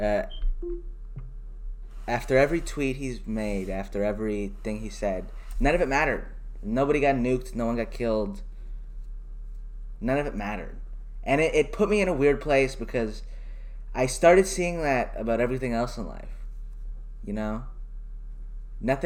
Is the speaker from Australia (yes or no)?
no; Canada; as a Canadian